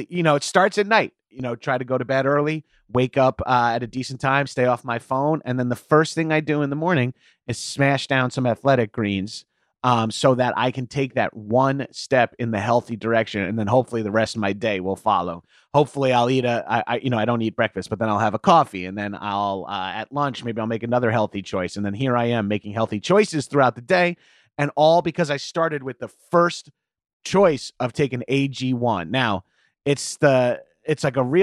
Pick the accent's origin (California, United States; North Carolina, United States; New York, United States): New York, United States; Long Island; moved away; I'm from Long Island, so we did Atlantic City so many times.